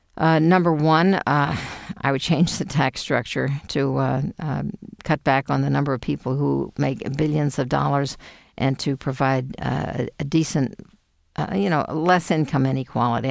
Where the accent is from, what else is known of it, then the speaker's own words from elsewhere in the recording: Houston, Texas, United States; moved away as an adult; I was born in Houston, Texas